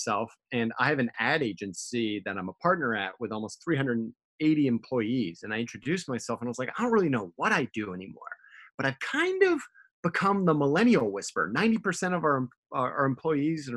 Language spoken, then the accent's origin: English; United States; I grew up in America with a very British father